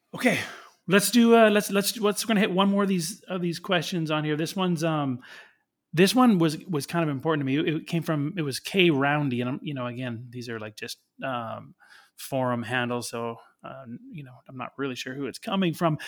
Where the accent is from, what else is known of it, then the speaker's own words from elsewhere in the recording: Canada; I'm Canadian